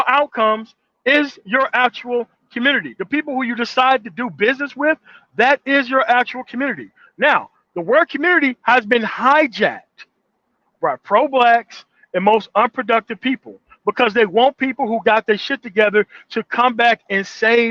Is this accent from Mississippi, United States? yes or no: yes; Mississippi Delta, United States; also born or lived in Denver metro area; now in Denver, United States; I'm from the Mississippi Delta